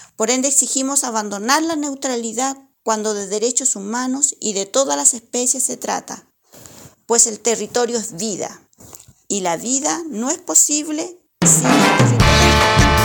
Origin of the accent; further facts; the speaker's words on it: La Estrella, O'Higgins, Chile; Soy de la comuna de La Estrella, que queda ubicada